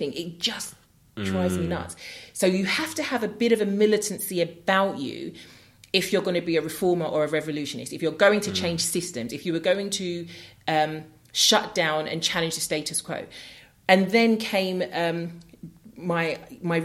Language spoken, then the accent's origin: English; London, United Kingdom; growing up in New Cross